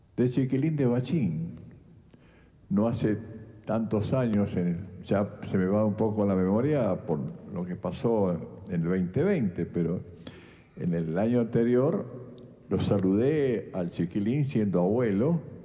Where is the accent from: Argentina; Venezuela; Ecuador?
Argentina; San Eduardo, Santa Fe; moved away; soy del sur de Santa Fe. Digo venado tuerto por referencia, pero yo soy de un pueblito chiquitito, San Eduardo, está al lado eso